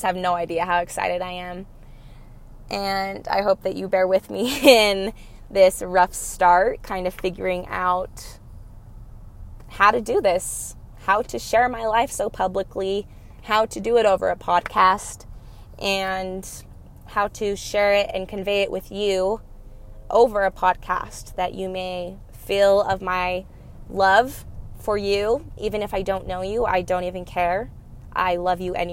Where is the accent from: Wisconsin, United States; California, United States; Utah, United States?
Utah, United States; Cottonwood Heights; I was raised here in Cottonwood Heights, Sandy, Utah